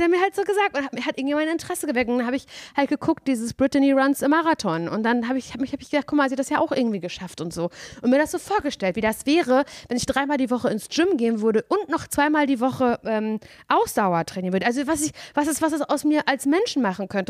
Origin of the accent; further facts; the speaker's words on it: Parchim, Mecklenburg-Vorpommern, Germany; moved away; Simon und ich, wir sind ja beide in Mecklenburg-Vorpommern aufgewachsen